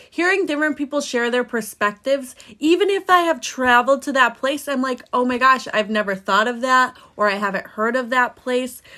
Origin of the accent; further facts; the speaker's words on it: Indiana, United States; moved away; also born or lived in Florida / Eastern Caribbean; I'm originally from Indiana